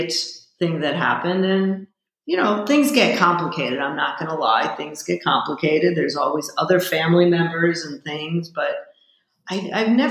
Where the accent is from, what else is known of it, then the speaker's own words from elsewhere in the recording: Chicago, Illinois, United States; I'm also from Chicago, which is the middle of the country